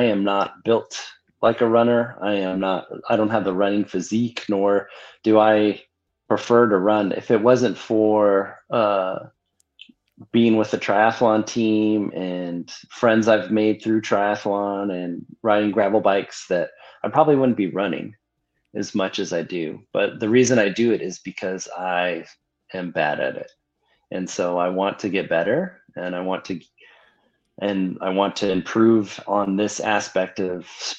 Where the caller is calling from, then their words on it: Mesa, Arizona, United States; I'm calling in from Mesa, and Danny's at home in Kansas City